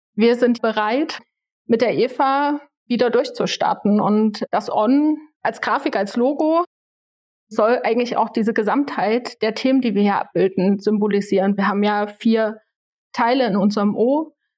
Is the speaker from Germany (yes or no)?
yes; Leipziger Land, Saxony, Germany; Ich bin hier im Leipziger Land aufgewachsen